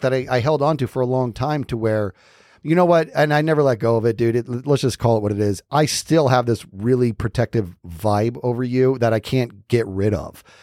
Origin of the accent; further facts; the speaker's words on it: Arizona, United States; we're from Arizona